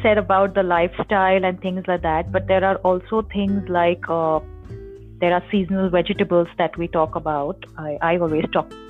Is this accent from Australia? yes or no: no; Mumbai, Maharashtra, India; now in Himachal Pradesh, India; Like when I came from Bombay to Himachal, it took my palate such a long time for it to get adjusted